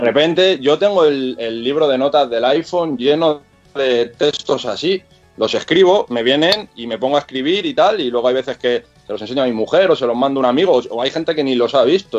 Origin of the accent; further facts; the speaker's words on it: Madrid, Community of Madrid, Spain; now in Getafe, Spain; yo soy, yo soy de Vallecas, ahora vivo en Getafe, en Madrid, pero, pero soy de, de aquella zona